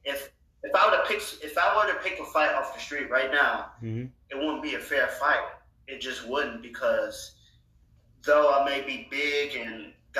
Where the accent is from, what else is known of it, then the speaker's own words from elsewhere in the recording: Calumet City, Illinois, United States; growing up in Calumet City